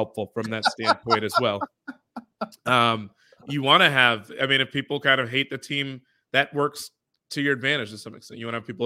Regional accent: Chicago, Illinois, United States; I'm a Chicagoan myself

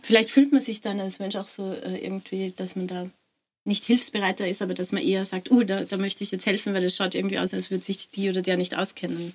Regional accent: Austria; als Österreicherin

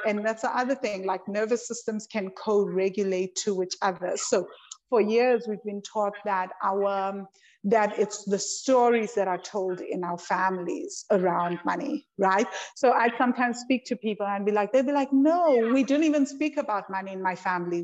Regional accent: South Africa; I'm South African

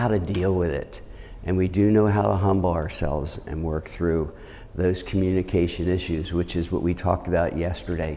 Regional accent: New Jersey, United States; moved away as an adult; also born or lived in Chicago / Pennsylvania / Charleston / Grand Rapids; I'm from New Jersey

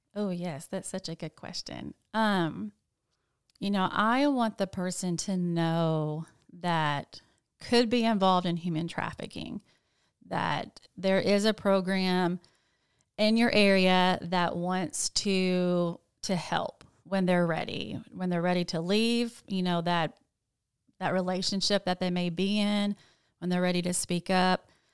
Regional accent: Jonesboro, Arkansas, United States; moved away as an adult; also born or lived in Nashville, Tennessee; I am from Jonesboro, but I did move to Nashville, Tennessee, um, in like two thousand eight

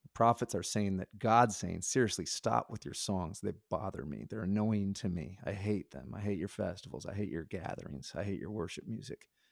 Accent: Nebraska, United States; I grew up in Nebraska

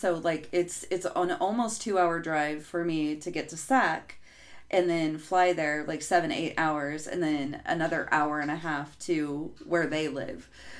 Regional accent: Reno, Nevada, United States; moved away as an adult; now in Chico, United States; I grew up in the Reno Sparks area.

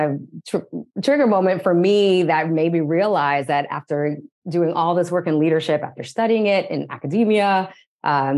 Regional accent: San Diego County, Southern California, United States; now in Los Angeles, United States; I am originally from Southern California, born and raised in San Diego County.

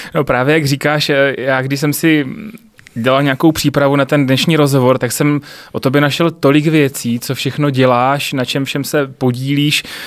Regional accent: Znojmo, South Moravian Region, Czechia; moved away as an adult; also born or lived in Brno; jsem všude tlačil z Neumo

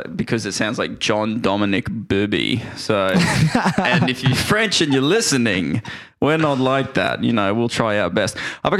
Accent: Australia; we're Australian

